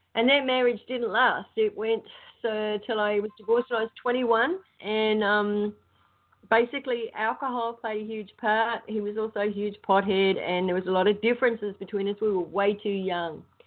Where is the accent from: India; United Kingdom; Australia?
Australia; moved away as an adult; now in United States; I'm Australian, obviously, um, with American citizenship. I came over here because I met somebody and I married them